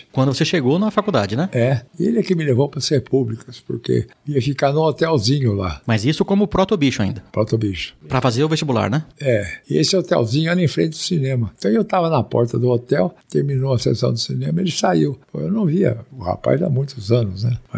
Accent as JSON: {"language": "Portuguese", "region": "Minas Gerais", "country": "Brazil", "said": "É, porque eu sou mineiro, né?"}